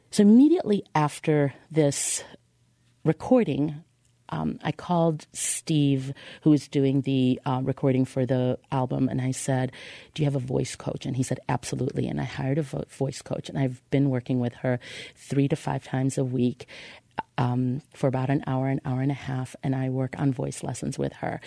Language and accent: English; Israel; now in Chicago, United States; I grew up in Israel